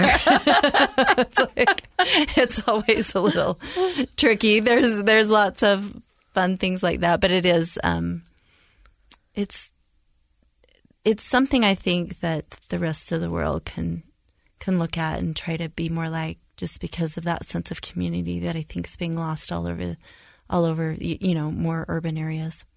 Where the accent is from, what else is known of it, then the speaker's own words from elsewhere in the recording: rural Utah, United States; growing up in, in rural Utah